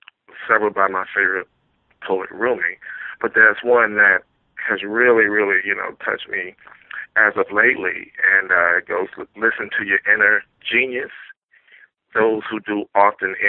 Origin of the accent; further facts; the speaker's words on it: Louisiana, United States; now in East Coast, United States; I'm originally from Louisiana, so I don't think I have an accent, but everybody keeps telling me I still have my accent there out here on the East Coast